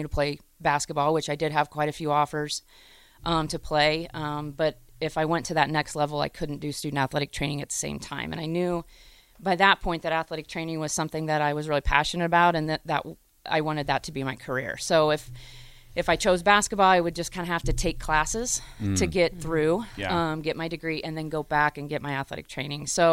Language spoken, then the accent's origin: English; Hays, Kansas, United States; growing up in Hayes, Kansas